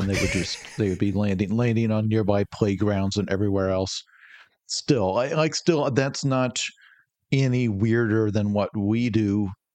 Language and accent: English; United States; as an American